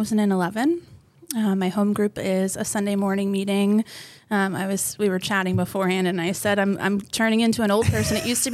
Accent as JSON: {"language": "English", "area": "Long Island", "region": "New York", "country": "United States", "tie": "born or raised there", "moved": "as an adult", "said": "I'm actually born and raised in New York."}